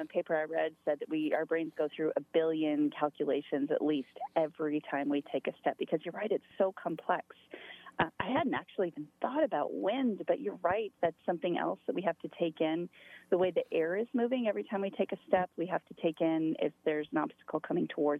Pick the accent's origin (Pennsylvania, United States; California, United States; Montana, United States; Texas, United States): Montana, United States; moved away as an adult; also born or lived in upstate New York; I'm originally from Montana, but my kids were both born in slightly upstate New York.